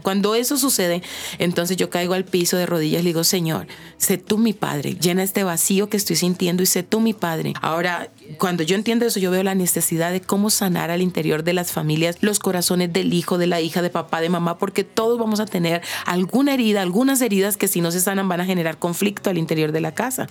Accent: Neiva, Huila, Colombia; yo en Tierra Caliente, yo soy de Neiva

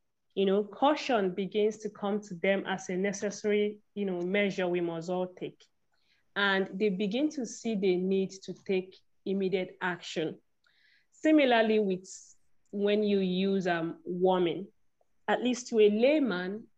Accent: Nigeria; I'm from Nigeria.

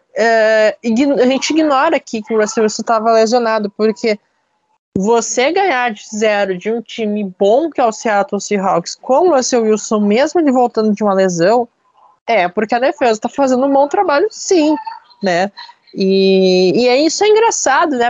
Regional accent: Brazil; eu, como brasileiro

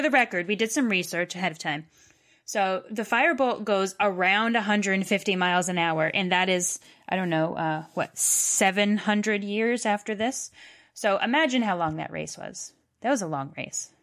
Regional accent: Massachusetts, United States; I'm from Massachusetts and can say a lot of British words

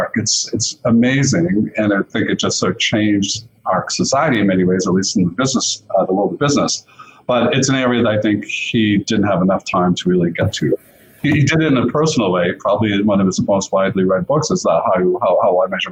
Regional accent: Boston, Massachusetts, United States; also born or lived in Canada; I grew up in the Boston area after we immigrated from Canada when I was a little kid

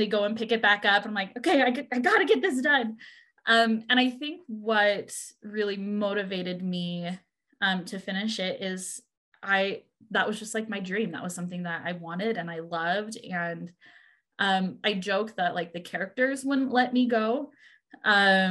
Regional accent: Washington, United States; I did most of my growing up in Washington

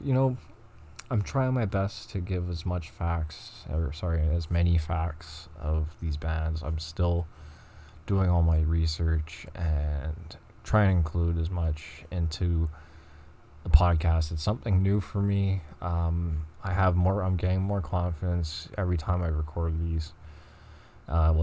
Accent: Montreal, Quebec, Canada; I'm from Montreal, so I'm going to be speaking French

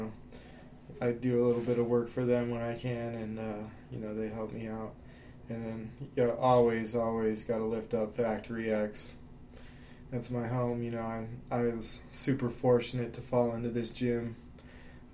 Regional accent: Pueblo, Colorado, United States; that's my hometown

